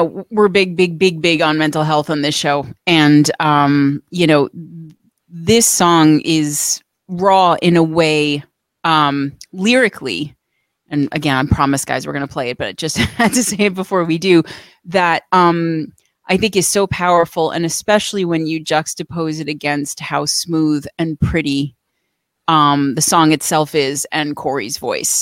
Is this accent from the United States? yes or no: yes; New York, United States; I'm Italian. I'm from New York